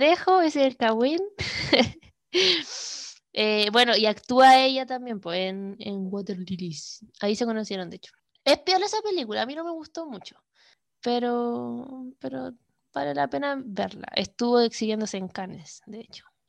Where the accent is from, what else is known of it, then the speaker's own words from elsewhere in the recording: Iquique, Tarapacá, Chile; Iquique, Chile, mi ciudad natal